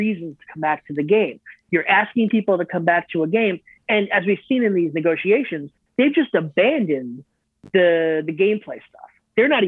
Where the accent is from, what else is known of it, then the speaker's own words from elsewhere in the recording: Northeast, United States; I'm from the Northeast